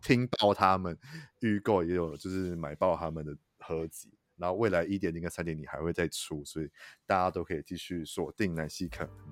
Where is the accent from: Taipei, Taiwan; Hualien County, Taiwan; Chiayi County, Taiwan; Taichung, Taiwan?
Taichung, Taiwan; 因为我是台中人，然后现在在台中嗯。生活